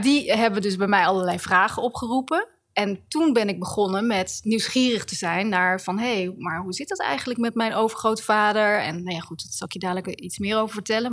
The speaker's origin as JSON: {"language": "Dutch", "town": "The Hague", "region": "South Holland", "country": "Netherlands", "tie": "born or raised there", "said": "Den Haag is de stad waar ik ben geboren in 1969."}